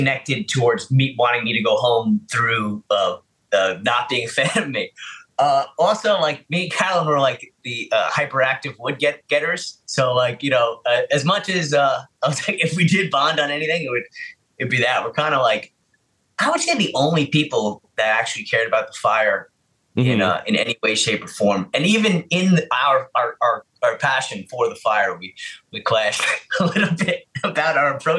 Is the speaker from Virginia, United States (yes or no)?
no; New York City, New York, United States; I'm from the Bronx